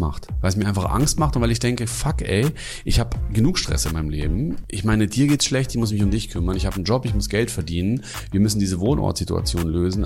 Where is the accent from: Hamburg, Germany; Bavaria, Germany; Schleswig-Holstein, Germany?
Bavaria, Germany; Munich; moved away; ich komme aus München